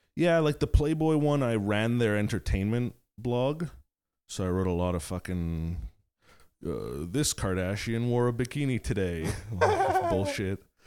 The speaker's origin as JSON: {"language": "English", "town": "Montreal", "region": "Quebec", "country": "Canada", "tie": "born or raised there", "said": "growing up in the West Island"}